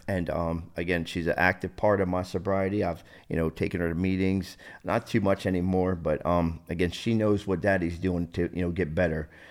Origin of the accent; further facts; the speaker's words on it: New Jersey, United States; born and raised in New Jersey, South Jersey.